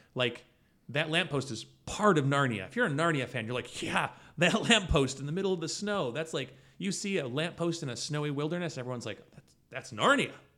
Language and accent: English; United States; also born or lived in Syracuse, New York; We are American.